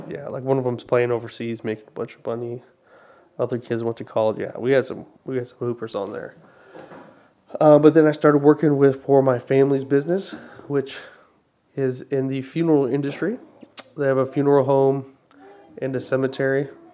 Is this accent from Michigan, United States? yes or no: no; Arizona, United States; I was born uh, in Arizona born and raised